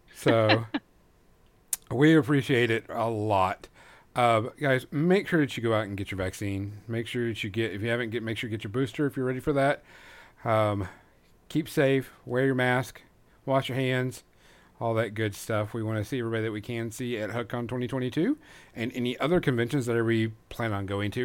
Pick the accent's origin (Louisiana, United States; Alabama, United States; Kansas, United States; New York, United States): Louisiana, United States; moved away; I'm originally from Louisiana